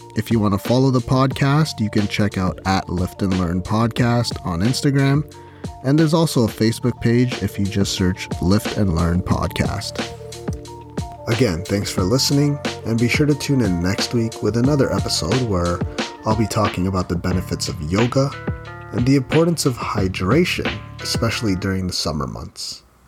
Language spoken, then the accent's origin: English; Philippines; I'm Filipino and that means I grew up eating rice with every meal